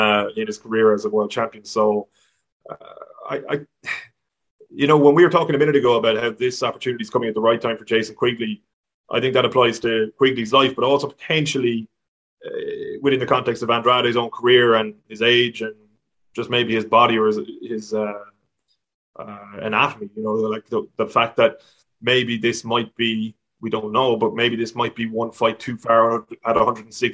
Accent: Ireland

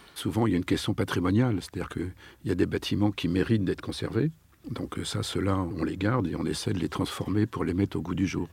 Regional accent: Nantes, Pays de la Loire, France; moved away as an adult; also born or lived in Paris; Je suis nantais. Ah. Et euh, j'ai fait toutes mes études secondaires à Nantes

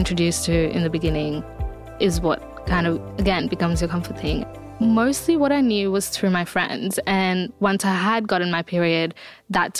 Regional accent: India; I grew up in India and period still is like such a taboo conversation

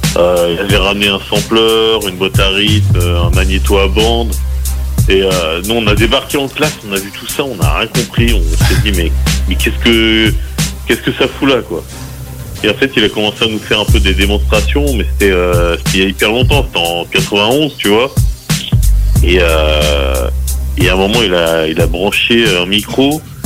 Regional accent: Les Mureaux, Île-de-France, France; plus précisément je viens de d'Île-de-France du, on va dire de la banlieue parisienne, la banlieue ouest, d'une ville qui s'appelle Les Mureaux

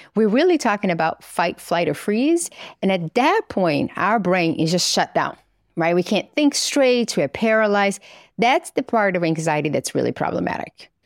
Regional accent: Governador Valadares, Minas Gerais, Brazil; moved away; So I grew up in Brazil in a little town called Governador Valadares, which is in the middle of the country.

